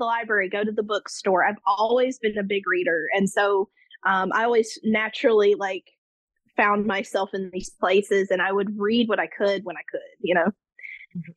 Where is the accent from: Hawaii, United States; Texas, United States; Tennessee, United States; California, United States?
Tennessee, United States; just outside of Memphis; I was born and raised and I currently live just outside of Memphis, Tennessee in the United States